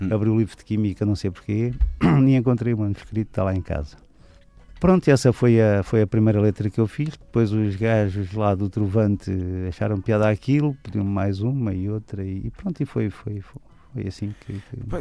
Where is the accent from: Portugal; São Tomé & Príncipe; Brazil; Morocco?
Portugal; Lisbon; first language Portuguese; moved away as an adult; also born or lived in Almada; now in Margem Sul, Portugal; onde eu nasci e fui criado, que foi a Avenida de Roma